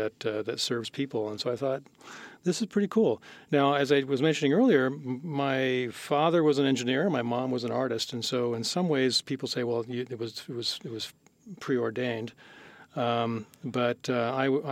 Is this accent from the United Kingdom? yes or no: no; San Mateo, California, United States; born or raised there